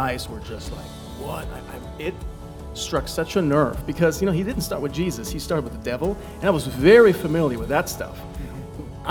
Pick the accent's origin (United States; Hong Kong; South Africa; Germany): Germany; close to Frankfurt, Hesse; moved away as an adult; I grew up in Germany. I moved here 6 years ago with my wife and two kids at the time.